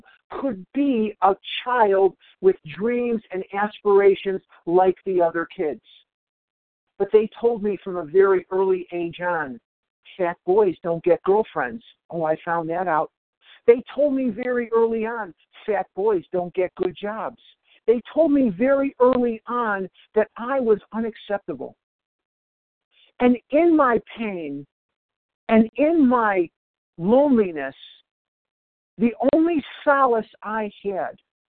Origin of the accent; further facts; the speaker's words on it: Chicago, Illinois, United States; I'm from born and raised in Chicago, Illinois, home of the world champion Cubs